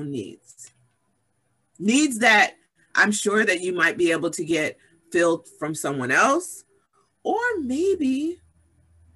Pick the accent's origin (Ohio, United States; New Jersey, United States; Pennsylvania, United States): New Jersey, United States; Summit; I grew up in Summit, New Jersey